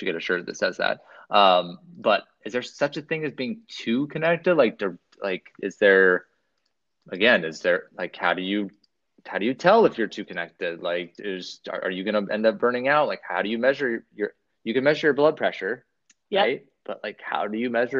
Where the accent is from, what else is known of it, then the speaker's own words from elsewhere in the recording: Pacific Northwest, United States; I'm from the Pacific Northwest